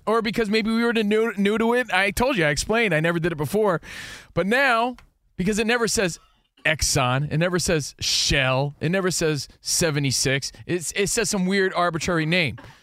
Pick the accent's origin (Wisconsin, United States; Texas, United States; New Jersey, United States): New Jersey, United States; now in California, United States; growing up in New Jersey